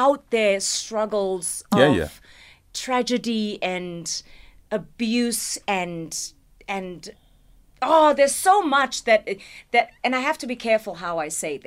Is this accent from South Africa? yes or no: yes; South Africa; I'm from South Africa.